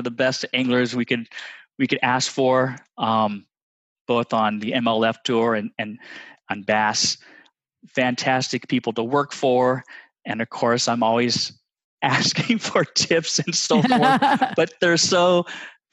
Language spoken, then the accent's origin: English; Redondo Beach, California, United States; moved away as an adult; now in Texas, United States; my father used to take me to the local pier in Redondo Beach, California